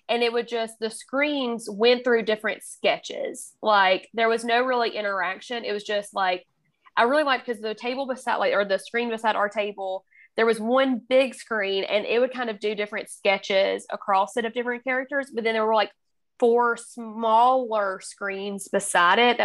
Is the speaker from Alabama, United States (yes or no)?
yes; Alabama, United States; accent: Alabama; my Alabama accent